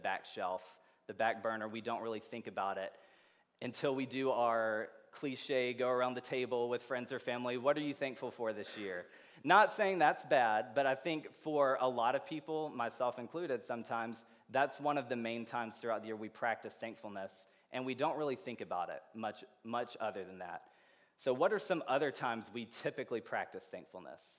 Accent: Georgia, United States; also born or lived in Indiana; now in Champaign, United States; I'm from Georgia originally

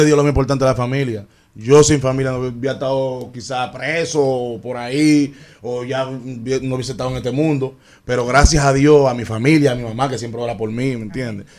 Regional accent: Dominican Republic; Yo nunca dejé de rapear como rapeamos aquí. Mi jerga siempre activa

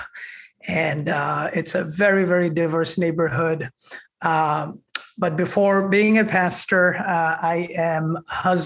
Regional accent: India; moved away as an adult; also born or lived in Jackson Heights, New York City; now in New York City, United States; I was born and raised in India the first 20 years of my life

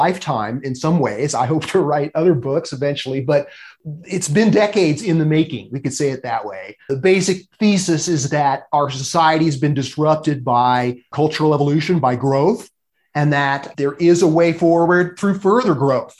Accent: Los Angeles, California, United States; I grew up in Los Angeles

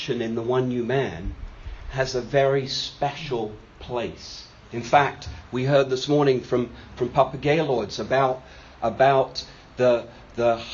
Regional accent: United Kingdom; I'm a Brit

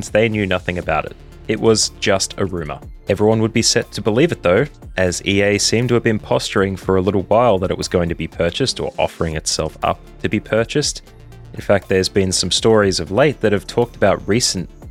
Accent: Australia; As an Australian

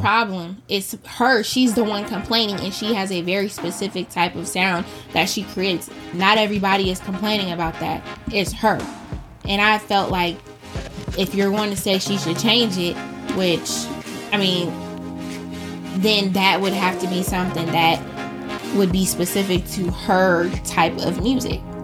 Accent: United States; we are from America. We live in America

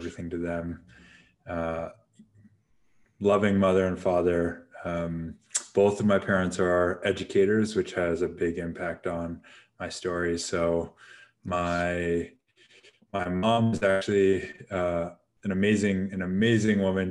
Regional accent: Seattle, Washington, United States; moved away as an adult; also born or lived in California; I was actually born and raised in Seattle, Washington

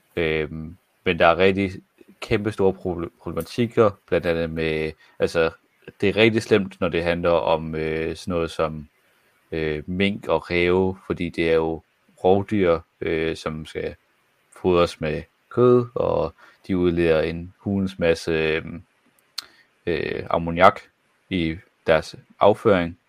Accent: Jutland, Denmark; jeg var for meget jyde

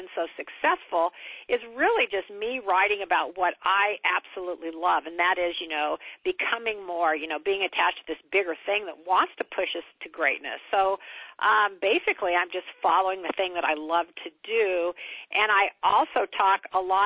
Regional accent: Kansas, United States; I'm from Kansas, small town in Kansas

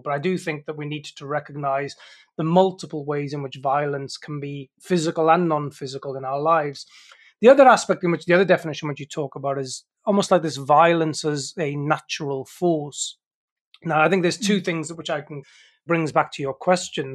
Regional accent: South Wales mining valleys, United Kingdom; I grew up in the South Wales mining valleys in the United Kingdom.

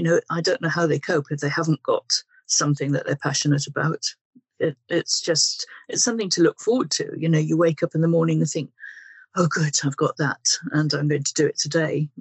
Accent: Wales, United Kingdom; now in Guildford, United Kingdom; I was brought up in Wales and I currently live in landlocked Guildford and Surrey

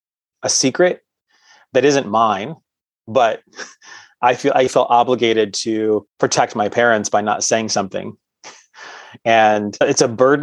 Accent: Cement City, Michigan, United States; I grew up in a small town in southern Michigan called Cement City

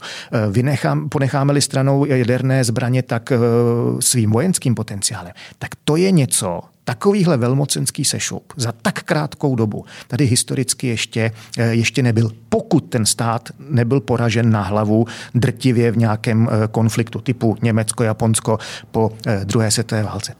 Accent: Czechia; my Češi, že jo, zlatý Češi

